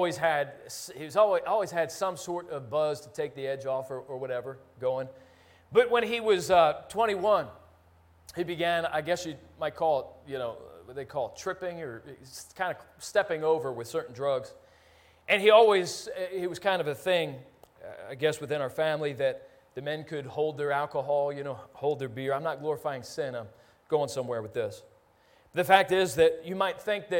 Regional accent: Philadelphia, Pennsylvania, United States; when I was a kid growing up in Philly

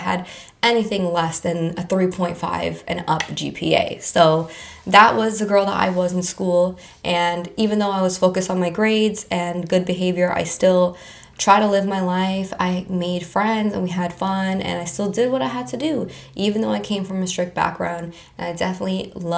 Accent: Palm Beach County, Florida, United States; I was born and raised in Palm Beach County my whole entire life

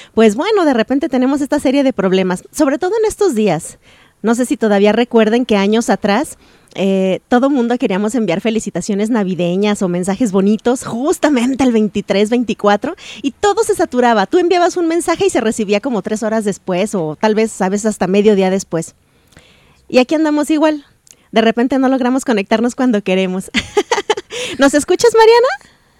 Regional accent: Mexico; aquí en México, evidentemente, hay comunidades argentinas y francesas, pero pues somos mexicanos

